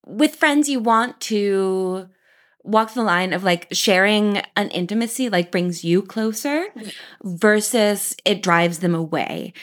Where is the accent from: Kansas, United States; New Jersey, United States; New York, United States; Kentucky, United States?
Kansas, United States; now in Paris, France; I was born in Kansas